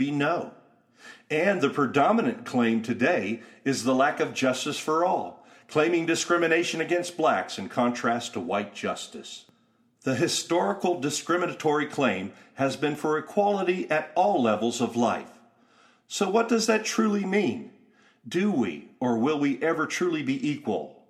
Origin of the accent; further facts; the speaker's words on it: Youngstown, Ohio, United States; I remember being a kid growing up in Youngstown, Ohio